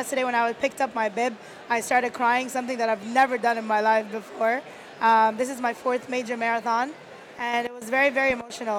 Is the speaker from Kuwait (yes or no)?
yes; Kuwait; I grew up in Kuwait. I was born and raised in Kuwait. My parents are Egyptian.